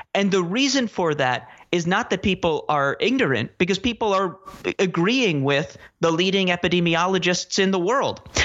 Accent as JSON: {"language": "English", "town": "New York City", "region": "New York", "country": "United States", "tie": "born or raised there", "said": "I grew up in Manhattan"}